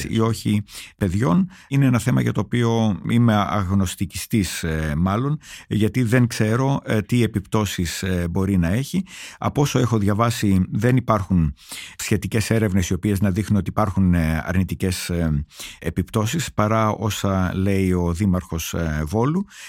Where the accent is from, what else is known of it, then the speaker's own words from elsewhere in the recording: Greece; moved away as an adult; ως ένας Έλληνας, ο οποίος έφυγε μόνιμα από την Ελλάδα όταν ήταν 26 χρονών